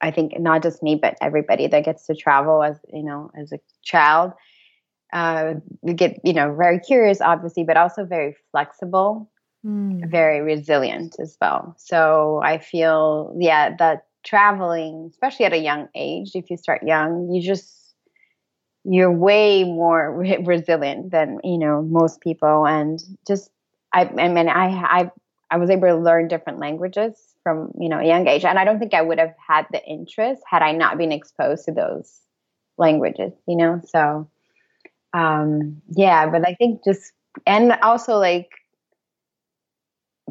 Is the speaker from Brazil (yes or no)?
yes; Brazil; I'm from Brazil